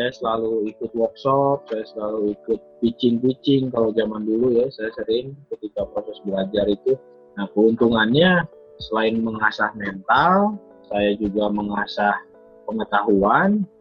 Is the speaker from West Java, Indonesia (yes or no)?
yes; West Java, Indonesia; Yang pertama karena saya orang Sunda.